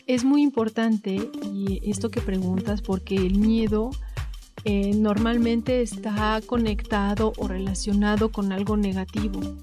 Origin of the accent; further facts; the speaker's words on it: Puebla, Mexico; moved away as an adult; now in Switzerland; yo nací en Puebla